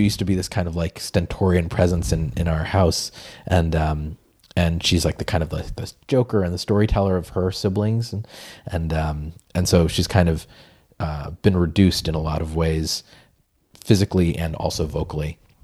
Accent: Peabody, Massachusetts, United States; I grew up in Peabody, Massachusetts

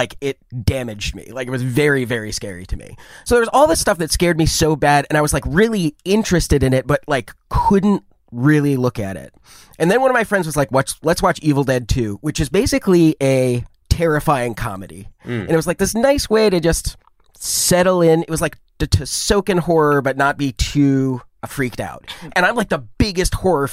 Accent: Ann Arbor, Michigan, United States; I grew up in Ann Arbor, Michigan

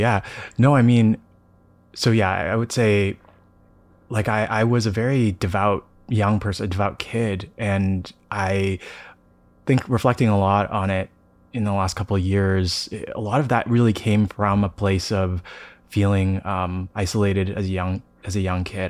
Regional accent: Toronto, Ontario, Canada; also born or lived in Denver; now in San Francisco, United States; I grew up in Toronto, and I um, I'm currently in between San Francisco and Denver

